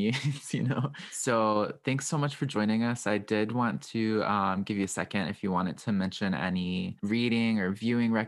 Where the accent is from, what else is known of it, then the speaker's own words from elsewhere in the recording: Southwestern Virginia, United States; the community that I grew up in Southwestern Virginia.